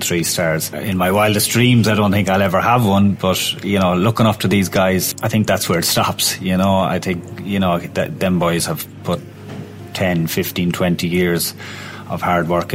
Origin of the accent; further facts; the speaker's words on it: Roscommon, Connacht, Ireland; moved away; I'm from Roscommon originally